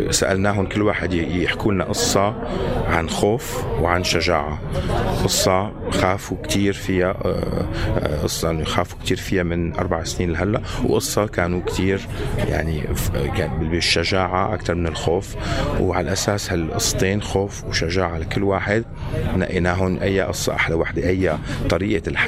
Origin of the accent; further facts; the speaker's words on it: Syria; moved away; فمشان هيك نحن طلعنا كمان من سوريا مشان نحسن نشتغل المهنه